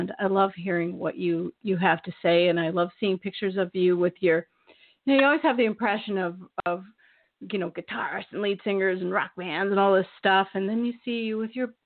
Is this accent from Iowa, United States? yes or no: yes; Bettendorf, Iowa, United States; I was raised in Iowa. The Quad Cities is where I'm from